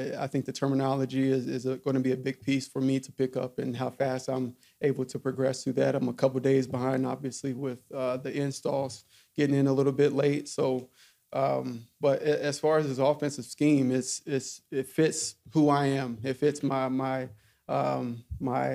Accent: Alcoa, Tennessee, United States; moved away; I grew up in Alcoa, about 12 minutes away

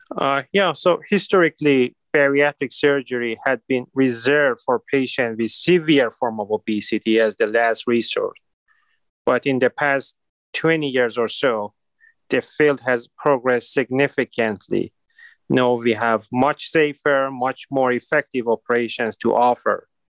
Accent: Iran; now in Cleveland, United States; I was born and raised in Iran

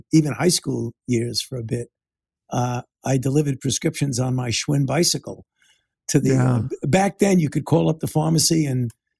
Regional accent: Brooklyn, New York, United States; growing up in Brooklyn

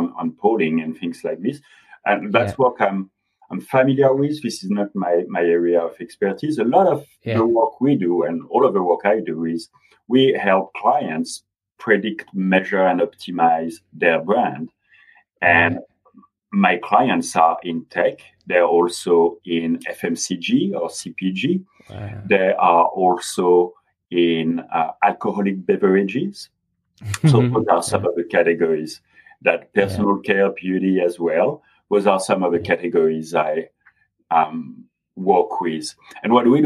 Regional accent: France; accent: French; English is a second language; moved away as an adult; also born or lived in London, United Kingdom; now in Los Angeles, United States; I was born and raised in France, and mm-hmm. I also spent 6 years in the UK, and I graduated in the UK

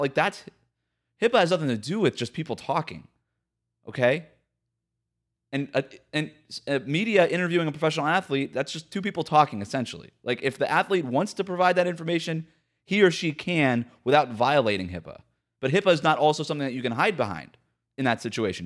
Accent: Florida, United States; my home state of Florida

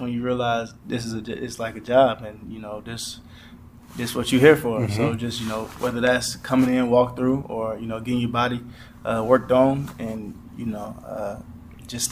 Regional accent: South Carolina, United States; growing up in South Carolina

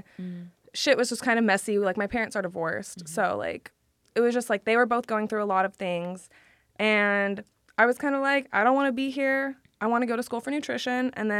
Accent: Sacramento, California, United States; moved away as an adult; also born or lived in Galt, California; now in Los Angeles, United States; I grew up in Sacramento till like sixth grade. And then middle school, high school, I went to a small town.

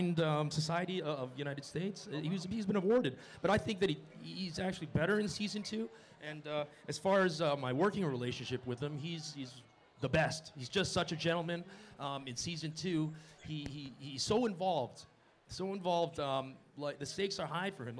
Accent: Montreal, Quebec, Canada; moved away; I was freezing in Montreal growing up

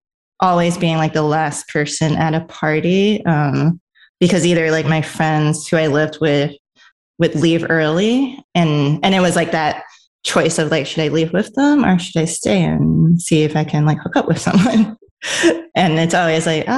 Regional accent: New York, United States; also born or lived in Los Angeles; I'm a New Yorker

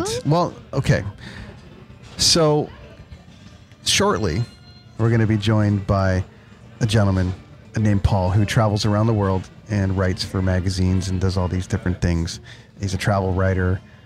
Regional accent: Canada; I'm Canadian

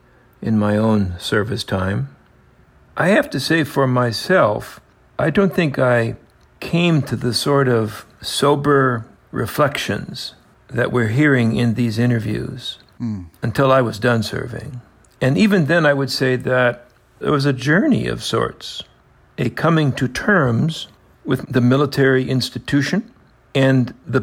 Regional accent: Indiana, United States; moved away as an adult; also born or lived in Germany; When I was a kid growing up in Indiana, this would be the 1950s

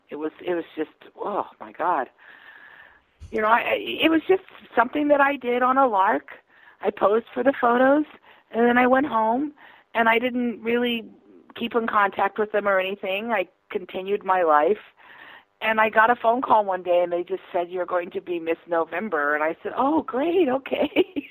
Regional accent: the South, United States; also born or lived in New York; now in Nashville, United States; I'm from the South.

